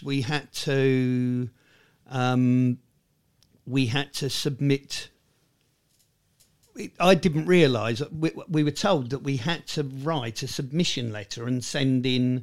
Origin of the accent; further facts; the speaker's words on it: Tunbridge Wells, South East England, United Kingdom; accent: half estuary vowels, half silly Sussex; I'm Tunbridge Wells born and bred